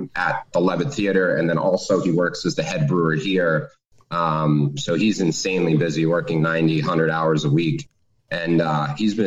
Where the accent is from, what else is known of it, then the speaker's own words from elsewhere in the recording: Boston, Massachusetts, United States; also born or lived in Maine; now in Cape Neddick, Maine, United States; I grew up in downtown Boston, born and raised in Boston